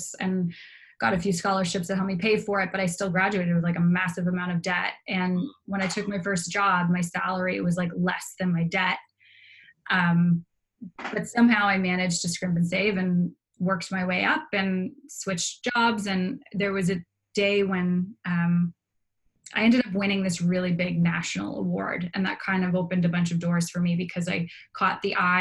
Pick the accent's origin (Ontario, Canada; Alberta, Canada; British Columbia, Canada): Ontario, Canada; Toronto; moved away as an adult; now in Halifax, Canada; I grew up in downtown Toronto.